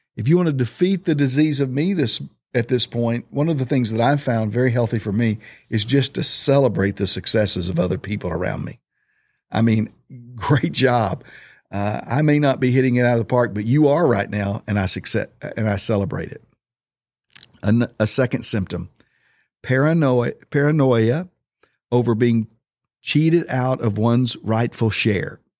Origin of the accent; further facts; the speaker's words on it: Oklahoma, United States; moved away; I grew up in Oklahoma.